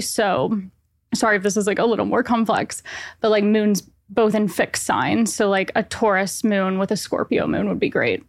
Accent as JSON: {"language": "English", "town": "Nashville", "region": "Tennessee", "country": "United States", "moved": "as an adult", "lives_now": "New York, United States", "said": "I am originally from Nashville, Tennessee, but I've been living in New York for six years"}